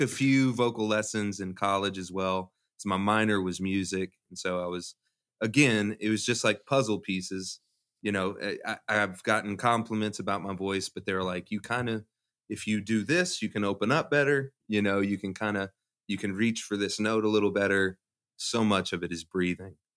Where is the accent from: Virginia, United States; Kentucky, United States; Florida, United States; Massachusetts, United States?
Kentucky, United States; Louisville; I'm from Louisville, so I, I went to Atherton